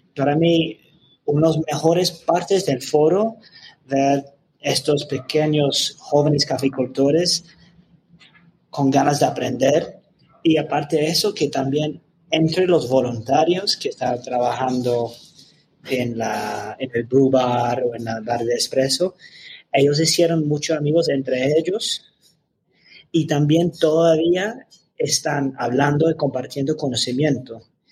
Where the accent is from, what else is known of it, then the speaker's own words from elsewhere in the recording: London, United Kingdom; Spanish is a second language; moved away as an adult; now in Medellín, Colombia; yo soy de Londres, de Reino Unido